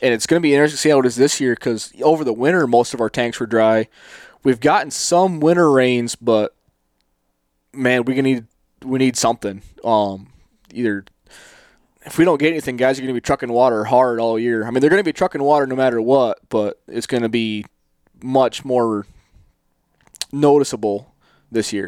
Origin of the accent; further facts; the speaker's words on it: the East, United States; now in Phoenix, United States; I grew up in the East chasing whitetails